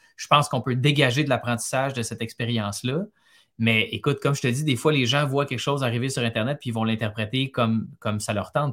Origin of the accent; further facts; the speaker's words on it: Montreal, Quebec, Canada; Je suis né, j'ai grandi à Montréal. C'est une ville que, j'ai quittée, mais que, j'adore à cause des souvenirs